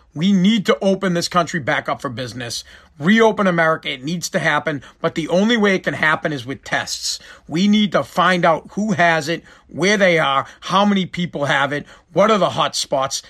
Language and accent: English; United States; as an American